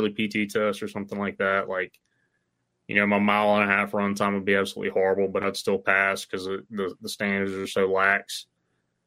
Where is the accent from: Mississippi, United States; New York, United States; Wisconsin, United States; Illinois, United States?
Mississippi, United States; I'm from Mississippi